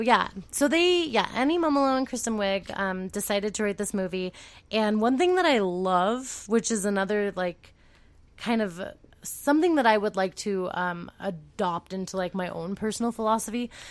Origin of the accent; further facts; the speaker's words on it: California, United States; moved away; I'm from California